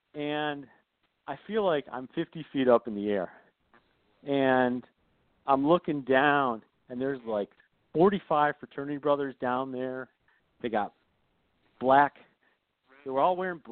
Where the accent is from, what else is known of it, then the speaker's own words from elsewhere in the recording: Michigan, United States; I grew up in Michigan, and my whole life I always wanted to attend the University of Michigan